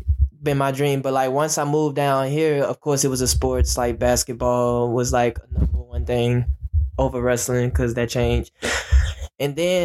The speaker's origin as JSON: {"language": "English", "town": "Alexandria", "region": "Louisiana", "country": "United States", "tie": "born or raised there", "moved": "yes", "lives_now": "Baton Rouge, United States", "said": "I was born in Alexandria, Louisiana, which is 2 hours away from Baton Rouge."}